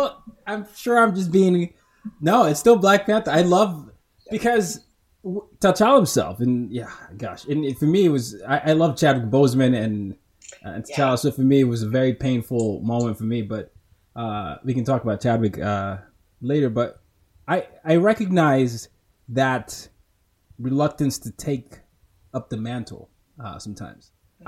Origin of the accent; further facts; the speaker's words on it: Nigeria; So for those that don't know, I'm Nigerian. I was born in Nigeria and I'm from Nigeria